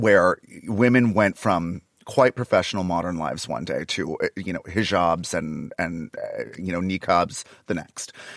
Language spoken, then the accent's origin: English; Canada; now in Los Angeles, United States; I'm Canadian, so I'm not dying in this country. I still have a Canadian bank account.